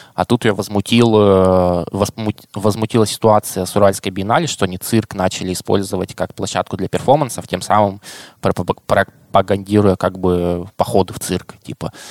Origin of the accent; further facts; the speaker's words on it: Krasnoyarsk, Krasnoyarsk Krai, Russia; я как красноярец